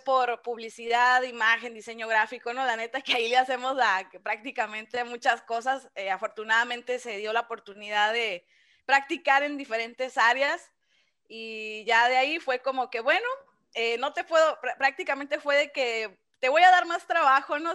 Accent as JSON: {"language": "Spanish", "town": "Ciudad Obregón", "region": "Sonora", "country": "Mexico", "tie": "born or raised there", "said": "aquí he estado toda mi vida"}